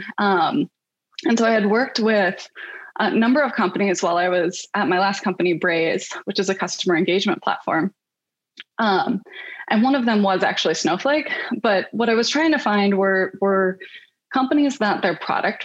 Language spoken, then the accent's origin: English; Michigan, United States; moved away as an adult; also born or lived in New York; now in Bay Area, United States; I'm originally from Michigan